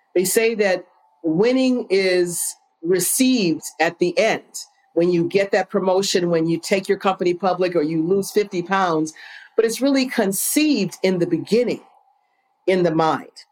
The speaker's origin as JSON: {"language": "English", "town": "Phoenix", "region": "Illinois", "country": "United States", "tie": "born or raised there", "said": "I was born and raised in a small town right south of Chicago. It's called Phoenix, Illinois."}